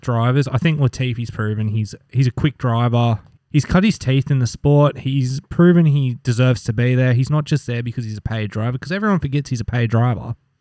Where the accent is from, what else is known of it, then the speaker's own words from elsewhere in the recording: Australia; we're Australian